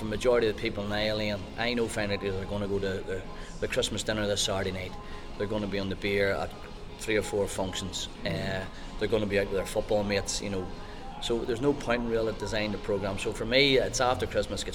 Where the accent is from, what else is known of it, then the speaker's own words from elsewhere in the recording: Lurgan, Northern Ireland, United Kingdom; also born or lived in Belfast; I grew up in Tignavin